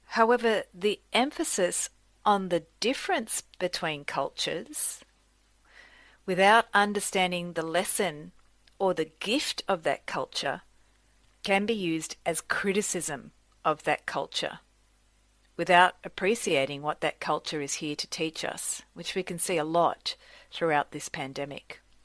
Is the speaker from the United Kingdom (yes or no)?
no; Australia; moved away; I grew up in Australia from parents who were immigrants from Sicily